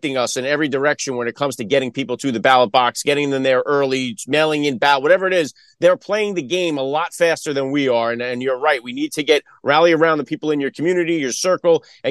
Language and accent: English; New York City, New York, United States; I'm born in the Bronx myself.